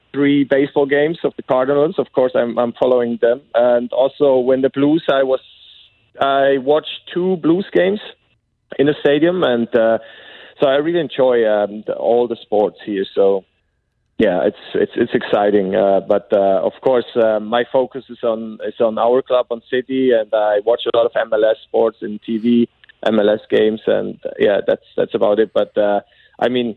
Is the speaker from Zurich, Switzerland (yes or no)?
no; Bern, Switzerland; moved away as an adult; now in St. Louis, United States; I'm from Bern, SC Bern